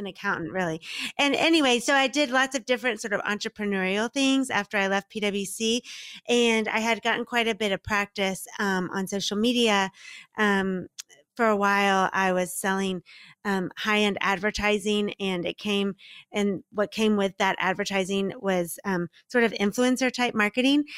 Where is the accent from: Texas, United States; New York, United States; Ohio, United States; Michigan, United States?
Texas, United States; Dallas; also born or lived in Mississippi; now in Miami, United States; I'm originally from Dallas, Texas